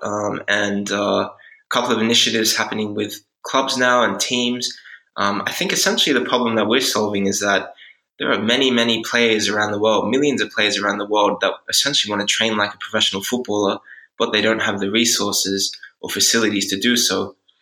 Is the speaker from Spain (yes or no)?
no; Australia; moved away as an adult; also born or lived in Switzerland / Hungary / Netherlands; I'm originally from Australia, uh, but I've lived in all over Europe now